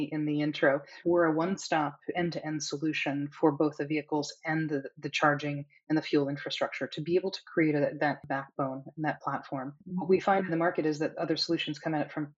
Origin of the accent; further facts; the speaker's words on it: United States; I am certainly American